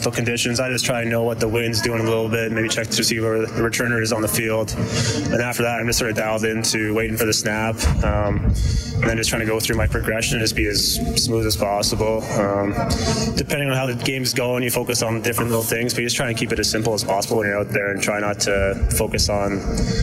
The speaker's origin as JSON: {"language": "English", "town": "Edmonton", "region": "Alberta", "country": "Canada", "tie": "born or raised there", "said": "back in Edmonton, my hometown"}